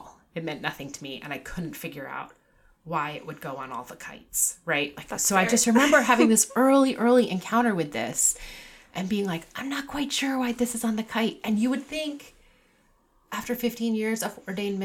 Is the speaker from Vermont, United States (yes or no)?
no; Newport, Rhode Island, United States; I grew up in Newport. I still live there. I did leave for a period of time, but I grew up in Newport and out on Brenton Point, which is the state park around Ocean Drive